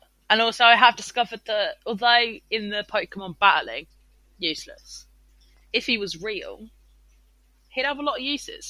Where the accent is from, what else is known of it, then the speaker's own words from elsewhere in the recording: United Kingdom; I'm too British.